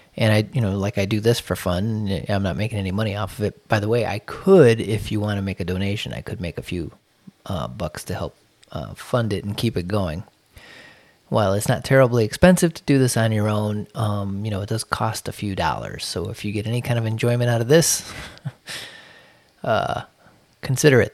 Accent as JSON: {"language": "English", "town": "Chicago", "region": "Illinois", "country": "United States", "tie": "born or raised there", "moved": "yes", "said": "I'm from Chicago"}